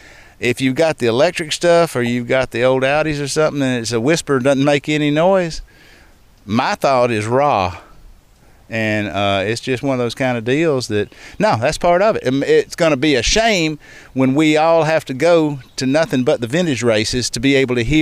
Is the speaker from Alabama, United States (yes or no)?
yes; Montgomery, Alabama, United States